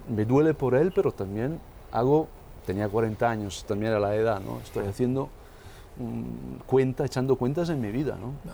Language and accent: Spanish; northern Italy, Italy; now in Rome, Italy; visitándole a mi madre en mi pueblo, en el norte de Italia.